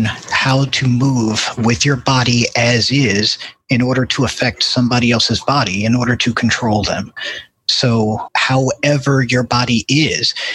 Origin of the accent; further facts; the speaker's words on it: Houston, Texas, United States; I'm from Houston